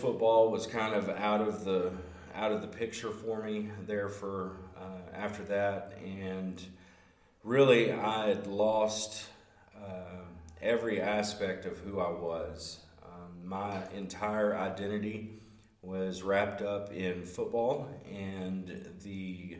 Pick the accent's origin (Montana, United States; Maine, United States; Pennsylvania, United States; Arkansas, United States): Arkansas, United States; Hope; I'm from Hope, Arkansas, originally from Hope, and moved all over the place, quite literally within the state.